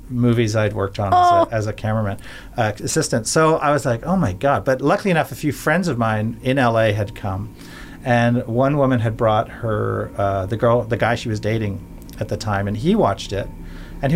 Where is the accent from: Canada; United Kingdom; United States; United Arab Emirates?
Canada; I couldn't get a job as a Canadian